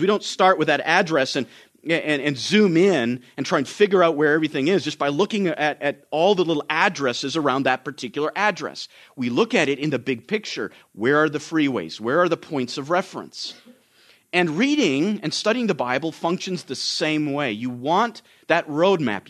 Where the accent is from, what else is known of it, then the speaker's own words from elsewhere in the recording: Canada; now in United States; I'm Canadian